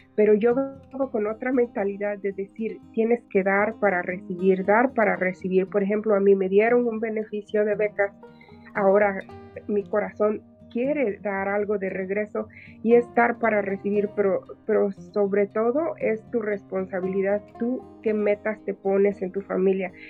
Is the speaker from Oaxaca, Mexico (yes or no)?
yes; Oaxaca, Mexico; now in Los Angeles, United States; mi cultura oaxaqueña